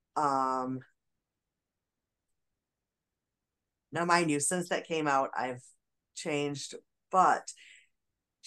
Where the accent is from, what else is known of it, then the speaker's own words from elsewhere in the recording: Michigan, United States; I was from Michigan